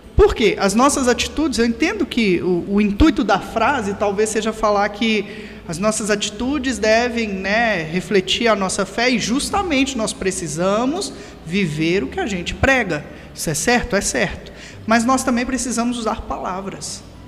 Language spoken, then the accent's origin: Portuguese; Belo Horizonte, Minas Gerais, Brazil; also born or lived in Matozinhos, Minas Gerais; eu sou mineiro, sou de Belo Horizonte, mas eu morei em Matozinhos